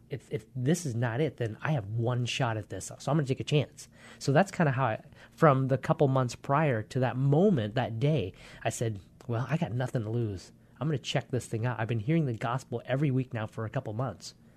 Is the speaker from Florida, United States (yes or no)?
no; Poulsbo, Washington, United States; also born or lived in Vietnam / Hue, Vietnam / Hong Kong; So we actually grew up in Paulsboro, Washington. Came over when, just a little after four years old